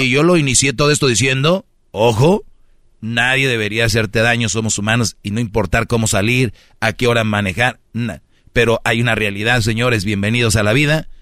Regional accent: Monterrey, Nuevo León, Mexico; yo soy de Monterrey

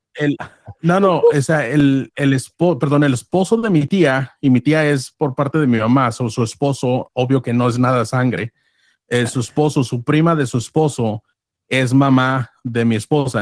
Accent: United States; accent: pocho; los, dos somos mexicanos, yo soy nacido aquí toda mi vida, born and raised here

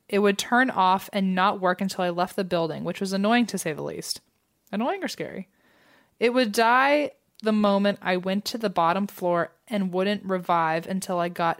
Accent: Toronto, Ontario, Canada; I'm from Toronto, Canada.

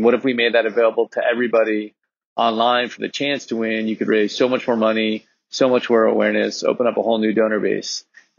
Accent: Laguna Niguel, California, United States; So I grew up in Laguna Niguel.

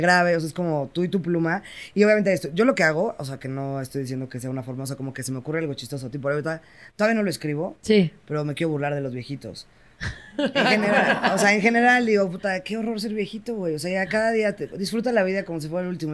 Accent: Querétaro, Mexico; yo crecí en Querétaro

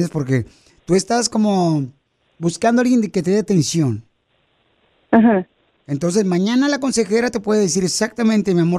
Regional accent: Ocotlán, Jalisco, Mexico; Mi pueblo es hermoso, Ocotlán.

